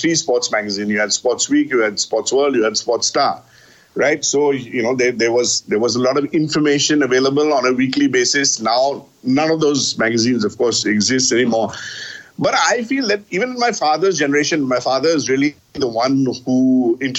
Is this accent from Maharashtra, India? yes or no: no; Kolkata, West Bengal, India; in Calcutta, where I grew up